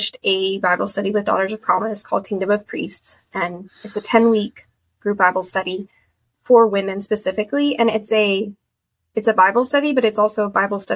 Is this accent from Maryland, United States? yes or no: no; Kansas, United States; moved away as an adult; now in Boston, United States; I live in Boston, work in Boston now, but I'm from Kansas.